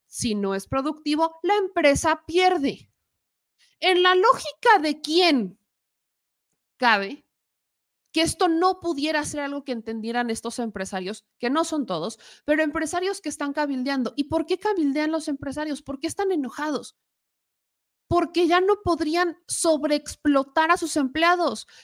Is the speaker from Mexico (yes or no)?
yes; Mexico; el por qué como mexicanos o como empleados no nos manifestamos, pues porque está en riesgo el trabajo